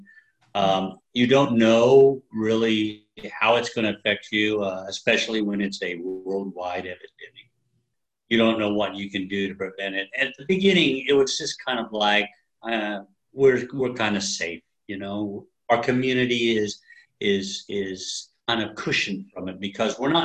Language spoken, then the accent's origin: English; Wichita, Kansas, United States; also born or lived in Hays, Kansas; now in Emporia, United States; I was born in Hayes, Kansas. Moved to Wichita when I was too young to remember.